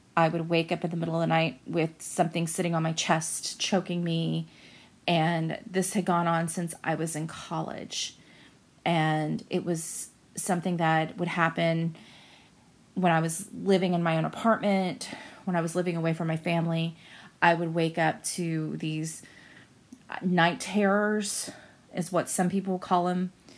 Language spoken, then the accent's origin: English; Central Florida, United States; I'm from Central Florida.